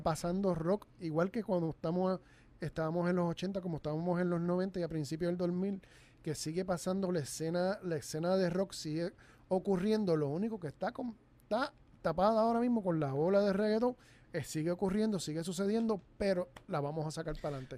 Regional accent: Puerto Rico; accent: Puerto Rican; nuestro acento

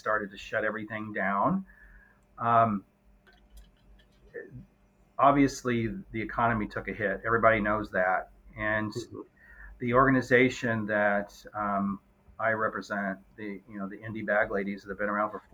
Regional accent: Southern Indiana, United States; now in Indianapolis, United States; I grew up in Southern Indiana

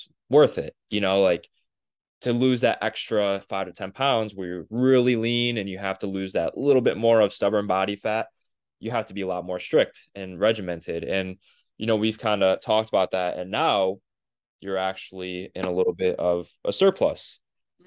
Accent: Cleveland, Ohio, United States; we're from Cleveland.

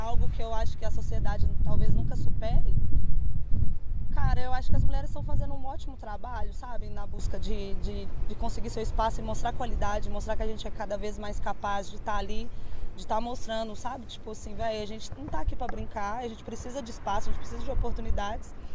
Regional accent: Contagem, Minas Gerais, Brazil; Sou natural de Contagem, mas meu trampo consiste todo aqui na cidade, né, na capital

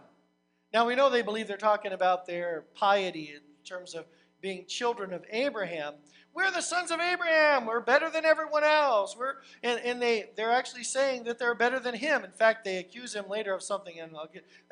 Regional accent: United States; I'm an American

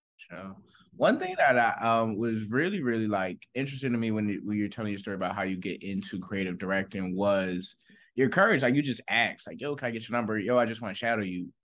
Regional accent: Philadelphia, Pennsylvania, United States; I'm from Philly.

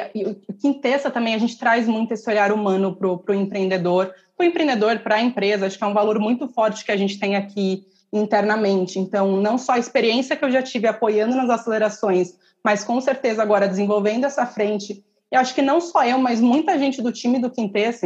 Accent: interior of São Paulo, Brazil; moved away as an adult; now in São Paulo, Brazil; eu nasci em São Paulo, mas cresci no, no interior e voltei para cá, para São Paulo, para estudar

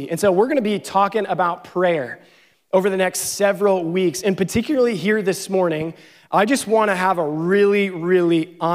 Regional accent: Pennsylvania, United States; I think 17 hours from where I grew up in Pennsylvania.

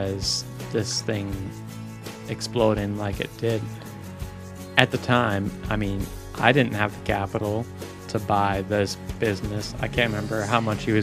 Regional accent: Ashland, United States; born and raised in Ashland

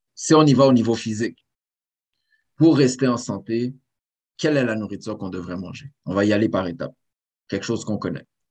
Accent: Saint-Léonard, Quebec, Canada; je suis né à Saint-Léonard

